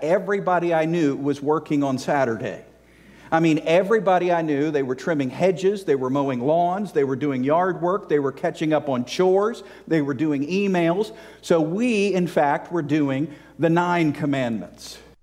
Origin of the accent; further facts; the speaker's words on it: Virginia, United States; moved away as an adult; also born or lived in South Carolina / Georgia; I grew up in Virginia, which is below, okay, below the Mason-Dixon line